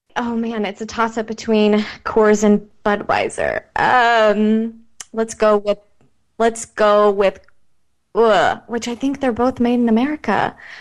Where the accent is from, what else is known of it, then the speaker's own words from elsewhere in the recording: Midwest, United States; now in Encinitas, United States; I grew up in the Midwest